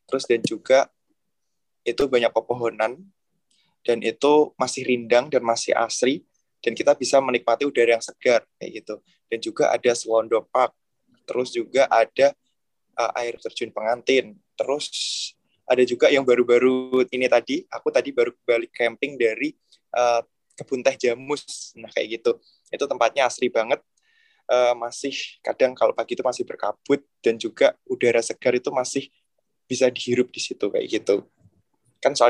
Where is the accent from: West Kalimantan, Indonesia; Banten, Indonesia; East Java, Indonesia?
East Java, Indonesia; Ngawi; Oke, kalau untuk daerah saya ya khususnya Ngawi sedikit uh, promosi untuk pariwisata di Ngawi.